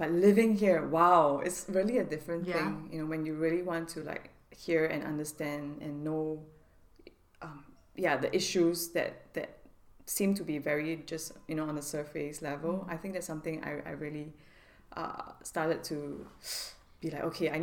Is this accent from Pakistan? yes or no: no; Singapore; moved away as an adult; now in Los Angeles, United States; speaking in Singaporean when we get in Singlish when we go home